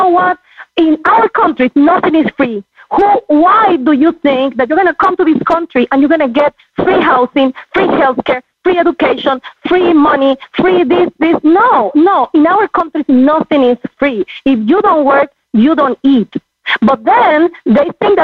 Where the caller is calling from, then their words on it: California, United States; I'm calling from California